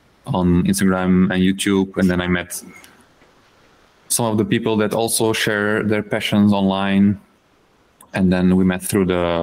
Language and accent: English; Flanders, Belgium; first language Dutch (Flemish); English is a second language; I'm from Belgium and I'm a professional restorer of wooden heritage.